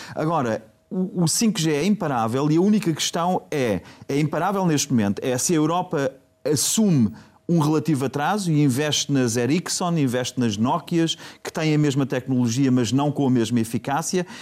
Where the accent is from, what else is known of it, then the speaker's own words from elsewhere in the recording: Portugal; eu sou português